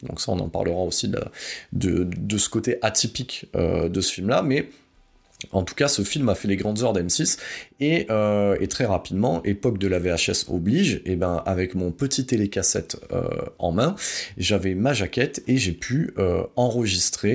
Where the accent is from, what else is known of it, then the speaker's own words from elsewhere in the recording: France; chez nous en France